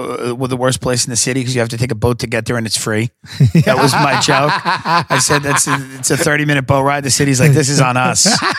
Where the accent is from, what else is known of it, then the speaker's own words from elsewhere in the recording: Long Island, New York, United States; I grew up in Long Island.